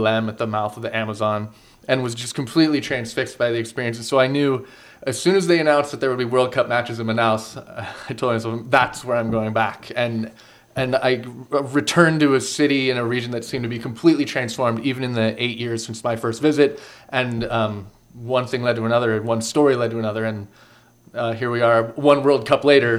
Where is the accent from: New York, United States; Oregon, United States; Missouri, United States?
Oregon, United States; Central; also born or lived in Brazil; Yeah, so I was born in Brazil in 1981 at the twilight of the military dictatorship there, and adopted as an infant to the United States to grow up in Central Oregon, in the foot of the high desert, in the foot of the Cascade Mountains.